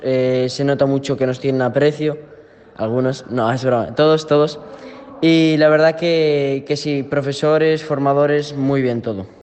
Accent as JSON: {"language": "Spanish", "town": "Ponteareas", "region": "Galicia", "country": "Spain", "said": "tengo 15 años y soy de Pontareas"}